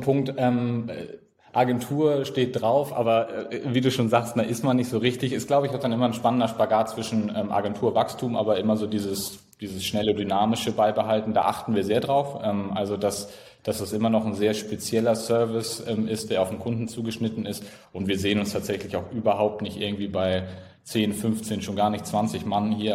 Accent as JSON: {"language": "German", "town": "Flensburg", "region": "Schleswig-Holstein", "country": "Germany", "said": "Norddeutschland, ganz oben. Äh, Teil von Deutschland, jeder weiß das natürlich. Ähm, genau, aus Flensburg"}